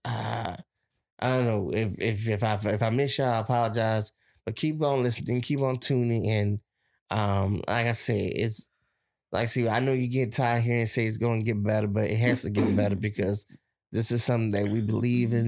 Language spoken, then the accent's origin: English; Plaquemines Parish, Louisiana, United States; my hometown